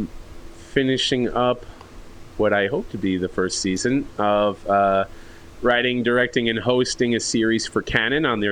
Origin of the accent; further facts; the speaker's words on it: New York, United States; moved away; I'm still from New York